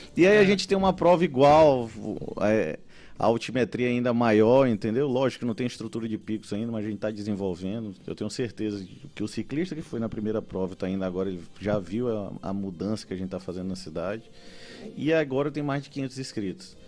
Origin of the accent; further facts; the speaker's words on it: São Luís, Maranhão, Brazil; eu sou ludovicense, gosto muito da, da minha cidade